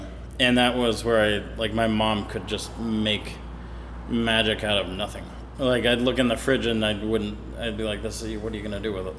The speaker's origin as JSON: {"language": "English", "region": "California", "country": "United States", "tie": "born or raised there", "also_born_or_lived": "Portland, Oregon / Tahoe Donner / Auburn / Sacramento", "said": "I grew up kind of all over California, actually. I was born in Portland, Oregon, but we moved when I was 6 months old, so I never really count that."}